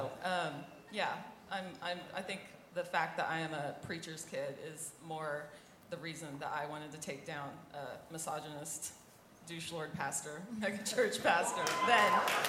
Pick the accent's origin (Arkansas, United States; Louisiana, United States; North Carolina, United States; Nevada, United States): Arkansas, United States; moved away as an adult; also born or lived in Texas; I'm originally from Arkansas. I went to college in Texas. I don't know what that means, what that makes me. I am a Southern Baptist preacher's kid